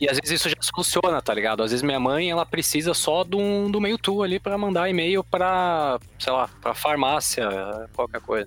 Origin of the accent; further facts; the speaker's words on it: São Paulo, Brazil; eu trabalho na Lura, sou ex designer lá sou de São Paulo, capital